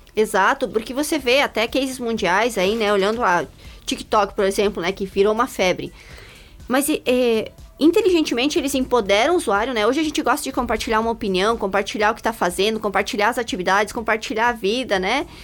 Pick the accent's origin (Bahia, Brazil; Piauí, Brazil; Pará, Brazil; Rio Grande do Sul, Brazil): Rio Grande do Sul, Brazil; interior of; moved away; also born or lived in United States; eu nasci lá no interior do Rio Grande do Sul, né? Já andei um pouco por esse país, morei nos Estados Unidos.